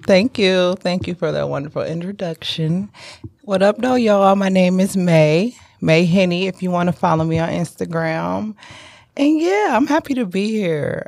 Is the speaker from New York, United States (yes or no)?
no; Detroit, Michigan, United States; also born or lived in South Carolina; now in Ann Arbor, United States; I'm originally from the East Side, Gratiot and Van Dyke